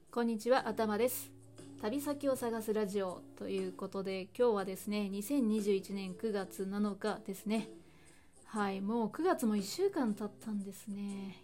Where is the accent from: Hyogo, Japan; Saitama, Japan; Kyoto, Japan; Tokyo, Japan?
Hyogo, Japan; 兵庫県出身で今も兵庫県に住んでいるんですけれども